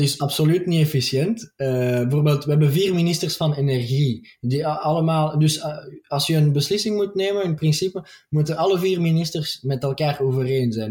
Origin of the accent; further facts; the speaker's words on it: Belgium; also born or lived in Antwerp / Brussels; We zijn met 11 miljoen